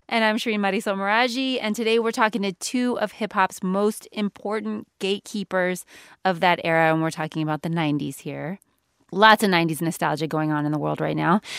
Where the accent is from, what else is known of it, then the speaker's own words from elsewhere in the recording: West Coast, United States; I grew up on the West Coast